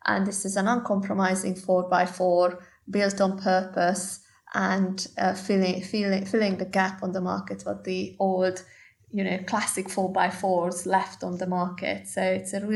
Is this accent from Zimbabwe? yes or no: no; Hungary; moved away as an adult; now in United Kingdom; my home country in Hungary